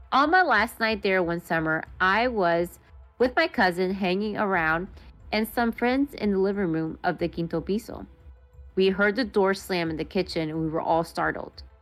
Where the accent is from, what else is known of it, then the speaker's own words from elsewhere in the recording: Maryland, United States; I was born and raised in Montgomery County, Maryland. Woo! Shout out Moco.